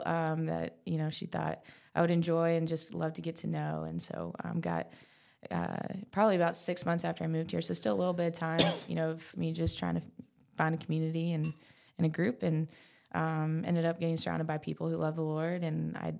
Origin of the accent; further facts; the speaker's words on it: North Carolina, United States; moved away as an adult; now in Birmingham, United States; So I'm from North Carolina.